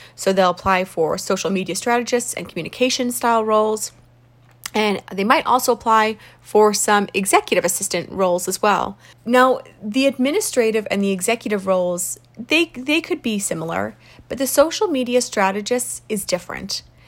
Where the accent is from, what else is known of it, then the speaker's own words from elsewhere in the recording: South Africa; moved away; I'm from South Africa originally.